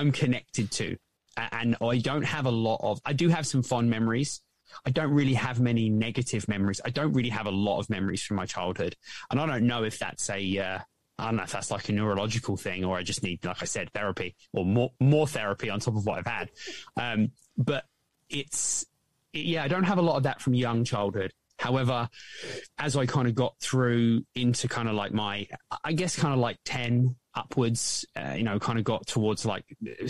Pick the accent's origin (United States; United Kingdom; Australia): United Kingdom; England; So as I mentioned, I grew up in England.